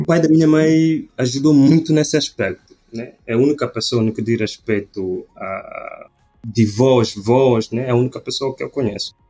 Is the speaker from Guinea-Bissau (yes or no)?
yes; Bula, Cacheu, Guinea-Bissau; moved away as an adult; also born or lived in Bissau, Guinea-Bissau; now in Brazil; eu sou da Guiné-Bissau, África Ocidental. Eh, eu sou do norte do país, norte do país exatamente Bula, Nasci em Bula, depois de terminar ensino fundamental, fui para a capital, que é Bissau